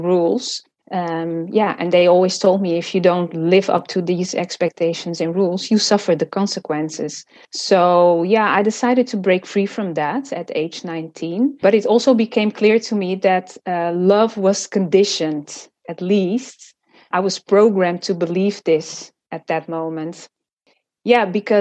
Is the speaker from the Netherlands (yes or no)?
yes; Amsterdam, North Holland, Netherlands; also born or lived in Portugal / Cape Verde; I was born in Portugal, and I lived there for 5 years until my father was offered a job in the Netherlands. So we all moved to Amsterdam